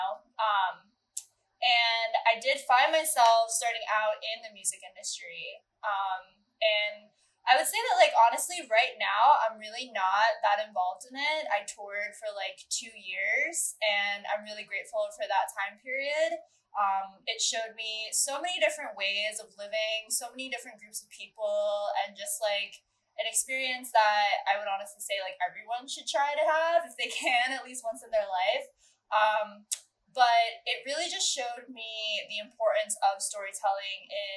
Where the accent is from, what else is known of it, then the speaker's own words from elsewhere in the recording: Medina, Ohio, United States; moved away as an adult; also born or lived in Cleveland, Ohio / Columbus, Ohio; now in Chicago, United States; I grew up in Medina, Ohio